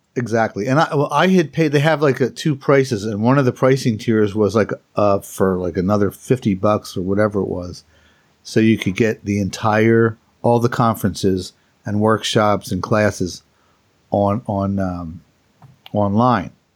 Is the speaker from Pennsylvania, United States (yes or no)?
yes; Philadelphia, Pennsylvania, United States; my hometown of Philadelphia